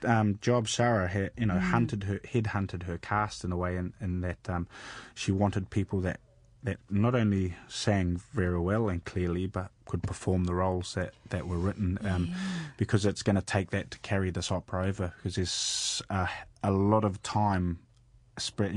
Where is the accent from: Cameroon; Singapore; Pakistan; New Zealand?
New Zealand; Hawke's Bay; moved away as an adult; also born or lived in Hastings; now in Wales, United Kingdom; Grew up in the mighty Hawke's Bay, now living in Wales